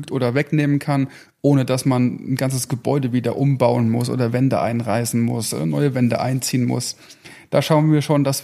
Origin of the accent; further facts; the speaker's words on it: Rhineland-Palatinate, Germany; Ähm, meine Frau und ich, wir sind beides überzeugte Westerwälder. Wir kommen gebürtig aus dem, aus dem Westerwald.